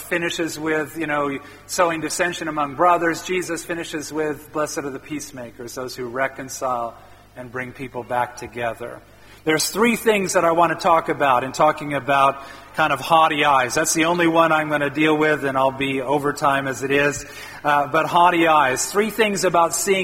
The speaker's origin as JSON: {"language": "English", "region": "Midwest of the U.S.", "country": "United States", "tie": "born or raised there", "said": "I grew up in the Midwest of the U.S."}